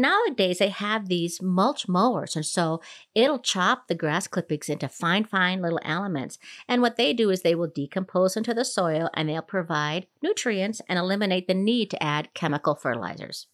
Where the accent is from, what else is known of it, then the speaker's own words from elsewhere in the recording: Minnesota, United States; now in Colorado, United States; growing up in Minnesota